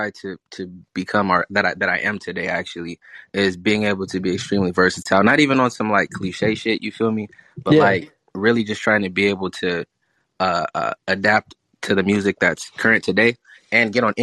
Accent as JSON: {"language": "English", "town": "Long Beach", "region": "California", "country": "United States", "said": "I'm from Long Beach, California"}